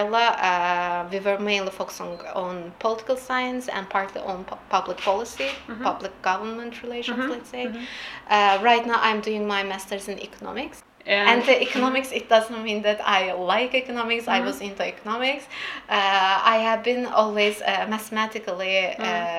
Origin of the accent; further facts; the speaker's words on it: Baku, Azerbaijan; moved away as an adult; also born or lived in Ganja, Azerbaijan; now in Germany; I was born in Azerbaijan, in Baku, but my parents are originally from Gence